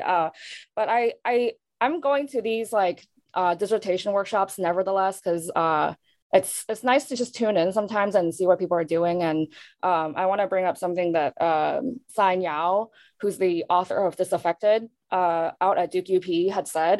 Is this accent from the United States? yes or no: no; Hong Kong; moved away; born and raised in Hong Kong, and also somewhere um, diasporic but not Asian American